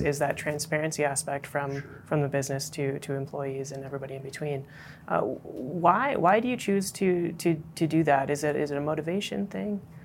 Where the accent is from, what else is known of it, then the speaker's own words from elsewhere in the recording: Calgary, Alberta, Canada; I grew up here in Calgary